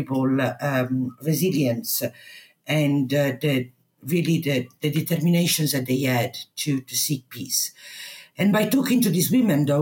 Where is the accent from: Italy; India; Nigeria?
Italy; English is a second language; moved away as an adult; also born or lived in United Kingdom; I come from a small town in Italy